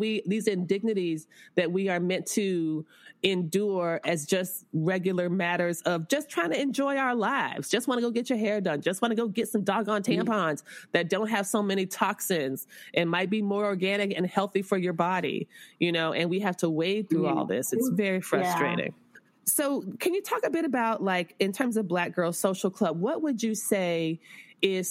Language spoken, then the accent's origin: English; West Palm Beach, Florida, United States